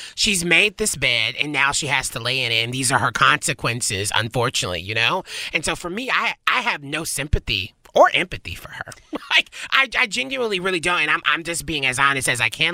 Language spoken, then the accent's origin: English; the South, United States; now in Los Angeles, United States; I'm from the South